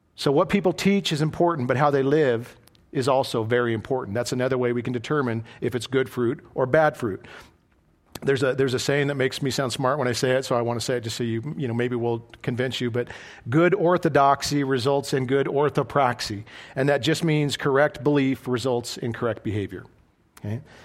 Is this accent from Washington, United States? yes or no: no; Idaho, United States; moved away as an adult; I was a boy from Idaho